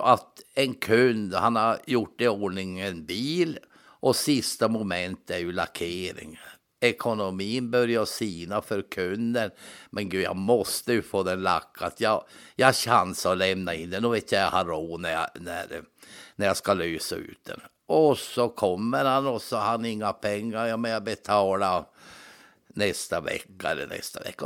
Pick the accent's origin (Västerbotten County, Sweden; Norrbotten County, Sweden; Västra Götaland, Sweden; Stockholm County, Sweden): Norrbotten County, Sweden; also born or lived in Linköping; jag var ju ensam från Norrbotten